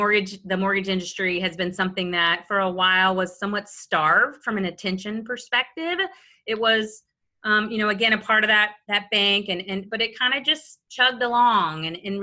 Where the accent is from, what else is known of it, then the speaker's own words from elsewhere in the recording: Little Rock, Arkansas, United States; moved away as an adult; now in Jacksonville, United States; I actually moved from my hometown of Little Rock, Arkansas